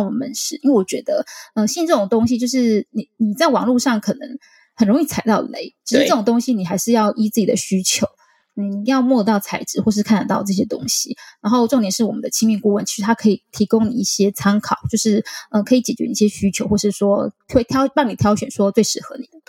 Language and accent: Chinese; Kaohsiung, Taiwan; 然后我们在呃高雄，因为高雄是我们的起家地，因为我们是高雄人。